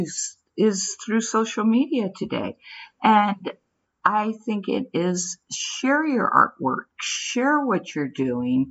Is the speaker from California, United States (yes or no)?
yes; San Francisco, California, United States; I grew up in San Francisco